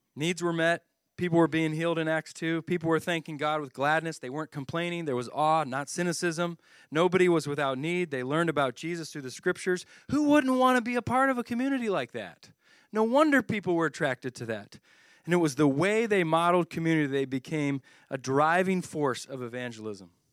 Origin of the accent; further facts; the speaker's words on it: Philadelphia, Pennsylvania, United States; I'm from the Philadelphia area